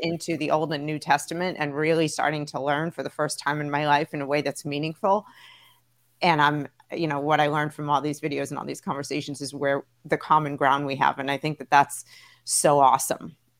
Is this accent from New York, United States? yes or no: yes; New York City, New York, United States; I grew up in Brooklyn, so like I had a ton of Jewish friends